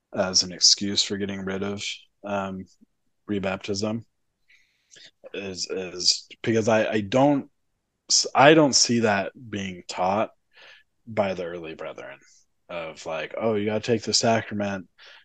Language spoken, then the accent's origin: English; Utah, United States; growing up in Utah